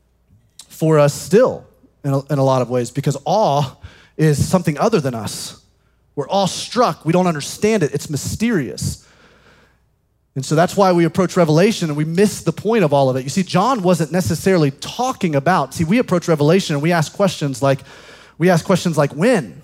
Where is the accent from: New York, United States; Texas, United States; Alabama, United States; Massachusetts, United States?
Alabama, United States; In the South, I grew up in Alabama